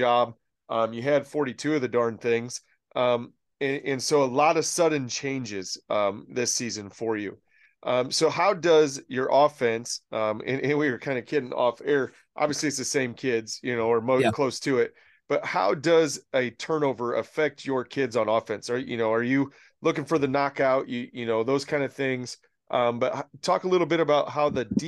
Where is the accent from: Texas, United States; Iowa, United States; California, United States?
Iowa, United States; I'm from Iowa